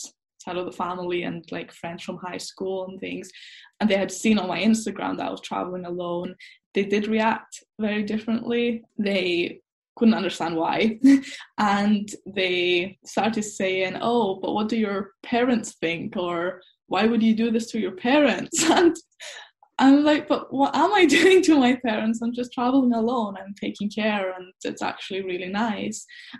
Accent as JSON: {"language": "English", "region": "Scotland", "country": "United Kingdom", "said": "I'm half Scottish, half Greek."}